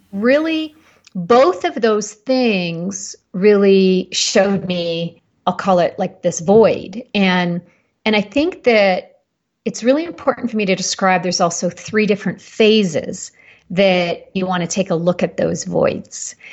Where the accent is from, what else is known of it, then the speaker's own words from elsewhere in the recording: Canada; moved away as an adult; now in Boulder, United States; I'm Canadian and relocated to Colorado